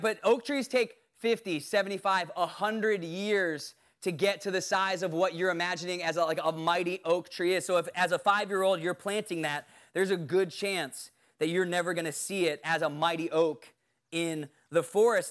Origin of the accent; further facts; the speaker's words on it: Bermuda; I was born in Bermuda